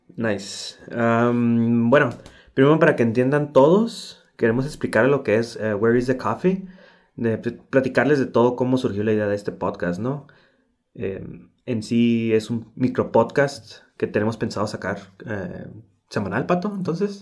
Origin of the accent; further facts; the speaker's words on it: Tijuana, Baja California, Mexico; soy de Tijuana, Baja California